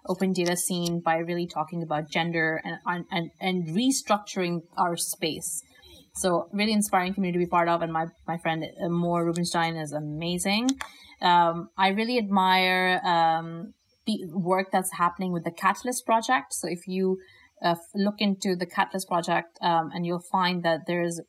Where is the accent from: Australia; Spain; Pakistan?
Pakistan; moved away; my home country of Pakistan